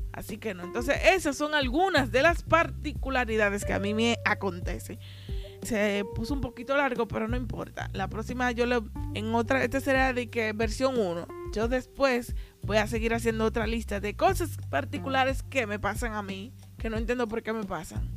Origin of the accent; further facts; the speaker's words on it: Haina, San Cristóbal, Dominican Republic; now in Santo Domingo, Dominican Republic; yo nací y me crié allá, no significa que yo conozca Jaina completo